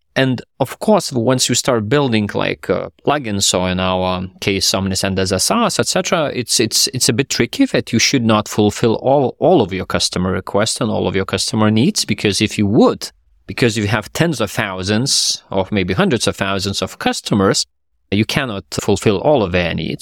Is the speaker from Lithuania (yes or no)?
yes; Lithuania; myself and then my co-founder, we are from Lithuania